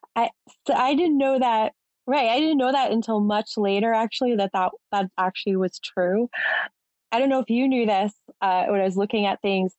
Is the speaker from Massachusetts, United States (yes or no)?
yes; Massachusetts, United States; I'm from Massachusetts as well